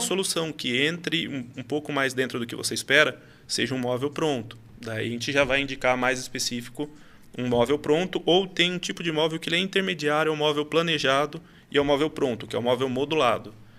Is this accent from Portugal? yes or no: no; Salto, São Paulo, Brazil; sou de Salto, nascido e criado aqui do lado de vocês